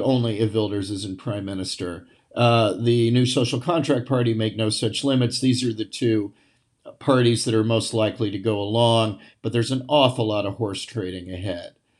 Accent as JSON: {"language": "English", "country": "United States", "also_born_or_lived": "The Hague, Netherlands", "said": "as an American used to open spaces"}